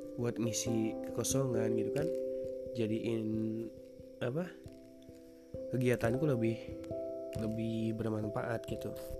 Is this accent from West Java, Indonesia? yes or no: yes; West Java, Indonesia; accent: Sundanese; aku asli Sunda jadi wajar kan kalau misalkan ngomong banyak nada-nada Sunda